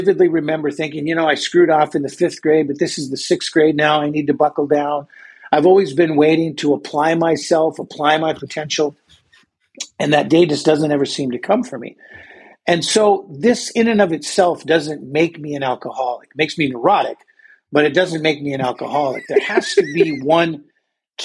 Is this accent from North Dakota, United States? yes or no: yes; North Dakota, United States; I grew up in North Dakota. Up here, there's not a lot to do.